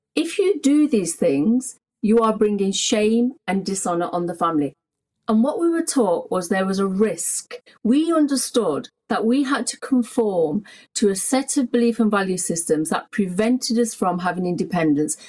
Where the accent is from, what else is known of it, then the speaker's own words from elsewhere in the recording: England, United Kingdom; I was born in Britain. England is my home. I don't know any country bar this country